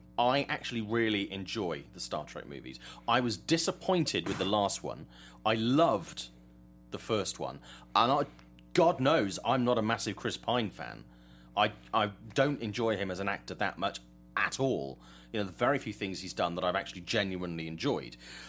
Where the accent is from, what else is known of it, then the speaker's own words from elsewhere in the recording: England, United Kingdom; I'm English.